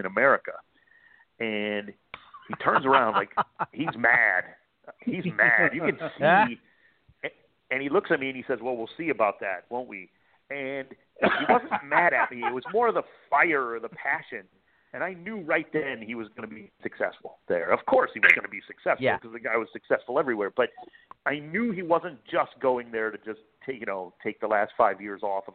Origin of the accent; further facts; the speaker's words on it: Cleveland, Ohio, United States; moved away; I'm born and raised in Cleveland